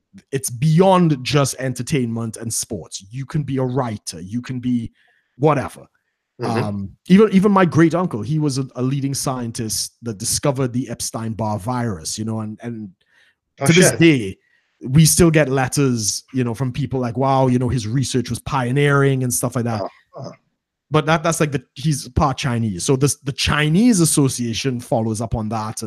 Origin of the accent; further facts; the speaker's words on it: Trinidad & Tobago; growing up in Trinidad